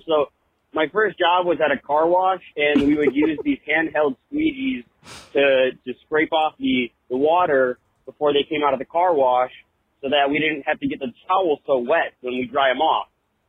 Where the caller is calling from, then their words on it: Illinois, United States; I'm calling from Illinois, and I have a little bit of a mom hack for you.